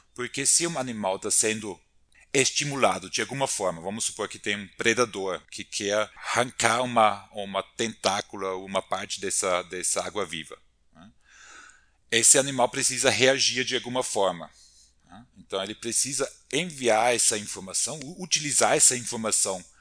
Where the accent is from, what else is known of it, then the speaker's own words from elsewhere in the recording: Austria; moved away as an adult; also born or lived in Brazil; now in São Paulo, Brazil; eu sou austríaco, formado na Universidade de Viena, Áustria